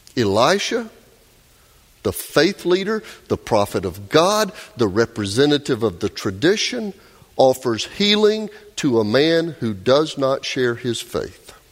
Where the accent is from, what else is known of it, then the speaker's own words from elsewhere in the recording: Doraville, Georgia, United States; my hometown of Doraville. Doraville, just a few exits north of here on 85, where Melissa and I grew up